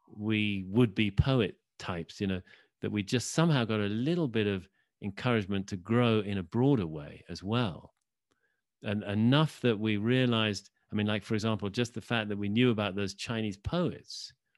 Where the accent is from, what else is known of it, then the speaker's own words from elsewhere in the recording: Oxford, South East England, United Kingdom; I grew up in Oxford, England.